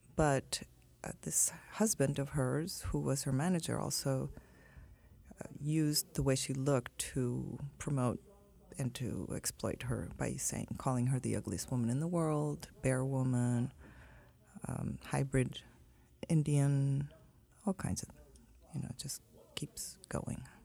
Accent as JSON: {"language": "English", "region": "Sinaloa", "country": "Mexico", "tie": "born or raised there", "said": "I grew up in Sinaloa, I'm from Mexico"}